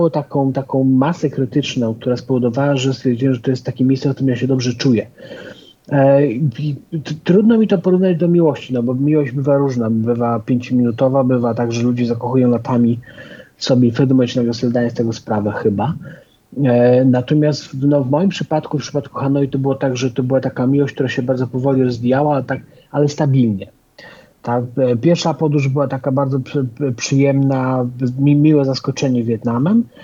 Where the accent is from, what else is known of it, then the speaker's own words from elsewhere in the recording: Nigeria; ja się wychowałem, e, przez jakiś czas mieszkałem w Afryce, wychowywałem się w Nigerii